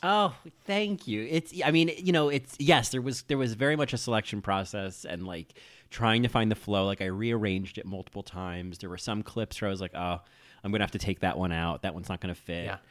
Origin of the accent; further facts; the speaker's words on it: New Jersey, United States; I grew up in New Jersey